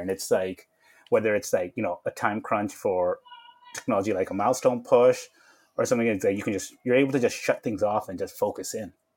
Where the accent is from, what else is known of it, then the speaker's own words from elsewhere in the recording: Vancouver, British Columbia, Canada; I grew up in uh, Vancouver, British Columbia, Canada